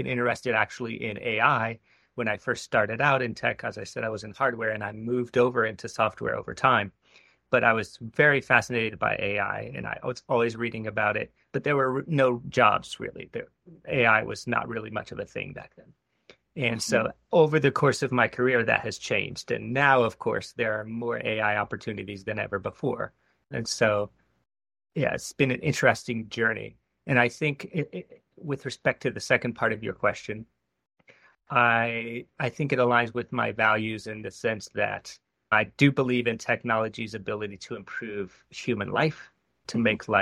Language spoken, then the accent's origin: English; New York, United States; now in New England, United States; I'm originally from New York, fixing people's computers